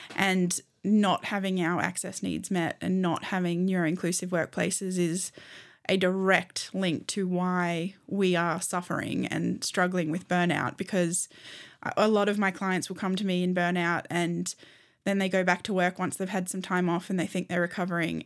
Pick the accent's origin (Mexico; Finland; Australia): Australia; I'm an Australian human rights lawyer